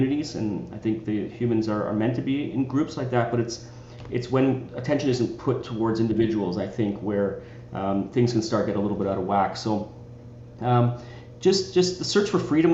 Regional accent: Richmond Hill, Ontario, Canada; I grew up in Toronto, just a little bit north of Toronto, in a little town called Richmond Hill

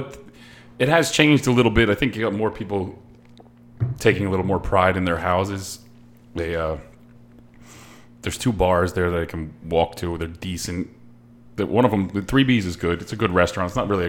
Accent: Pine Lake Park, New Jersey, United States; also born or lived in Lakehurst; I grew up in Pine Lake Park down the road

